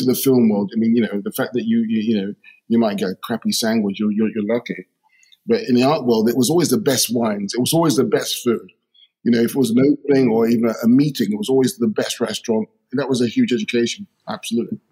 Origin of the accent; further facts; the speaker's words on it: London, United Kingdom; I grew up in uh, firstly Shepherd's Bush, uh, West London